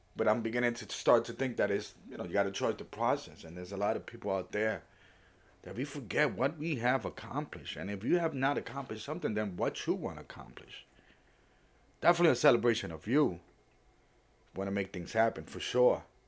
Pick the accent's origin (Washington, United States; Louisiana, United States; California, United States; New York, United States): New York, United States; New York City; also born or lived in Puerto Rico; I was born in Puerto Rico, raised in the Bronx or New York City, but mostly the Bronx